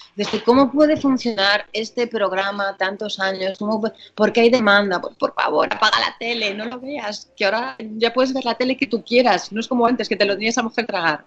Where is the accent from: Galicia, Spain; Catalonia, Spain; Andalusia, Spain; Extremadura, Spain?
Galicia, Spain; moved away; en Galicia, mi tierra, eh, somos muchos del carnaval ya desde toda la vida